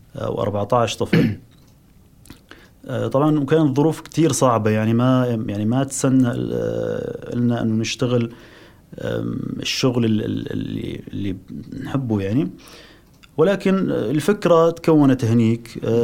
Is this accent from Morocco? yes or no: no; Syria; moved away; نرجع لبلدنا